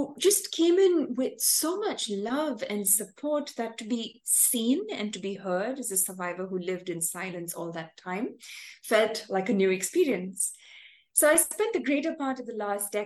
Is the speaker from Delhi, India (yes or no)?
no; Chennai, Tamil Nadu, India; I'm from Chennai, a city in South India